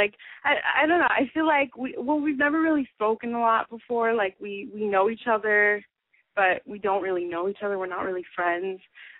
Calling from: New York, United States; I'm 18, and I'm from New York.

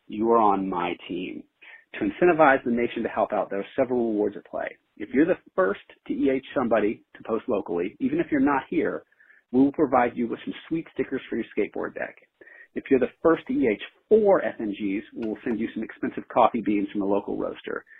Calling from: San Francisco, California, United States; calling from San Francisco

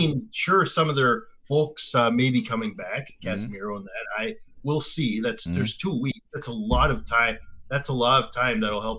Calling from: Dartmouth, Nova Scotia, Canada; Where I'm calling from is Dartmouth, Nova Scotia, Canada.

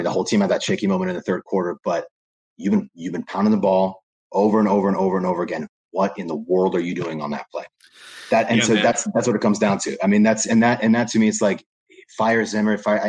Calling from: New Jersey, United States; I'm coming in from Seton Hall University out of New Jersey.

